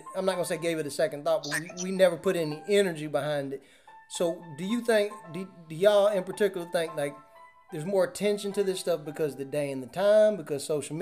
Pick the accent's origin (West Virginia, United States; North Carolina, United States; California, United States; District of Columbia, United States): North Carolina, United States; I'm from North Carolina